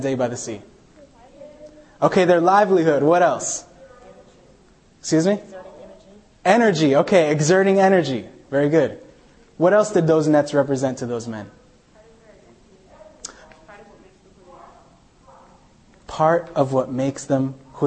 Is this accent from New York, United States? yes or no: yes; New York City, New York, United States; also born or lived in Chile; I grew up in Staten Island, New York